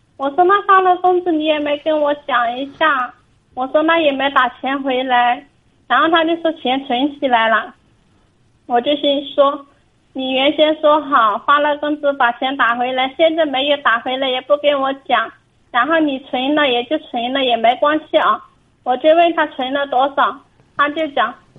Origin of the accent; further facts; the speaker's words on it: Hunan, China; moved away as an adult; now in Fujian, China; 我是湖南人，我啊，湖南。现在在福建工作